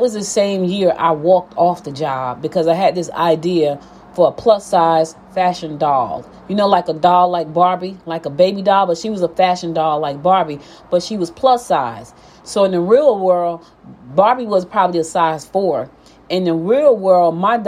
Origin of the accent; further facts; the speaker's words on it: Newark, New Jersey, United States; moved away as an adult; also born or lived in Albany, Georgia / Maplewood, New Jersey; now in Gwinnett County, Georgia, United States; I was born in Georgia, Albany, Georgia, but I was raised in Newark, New Jersey.